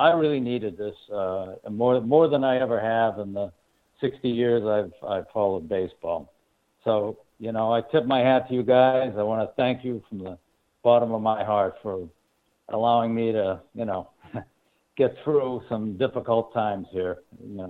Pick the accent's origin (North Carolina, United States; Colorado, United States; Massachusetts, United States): Massachusetts, United States; Boston; I'm from Boston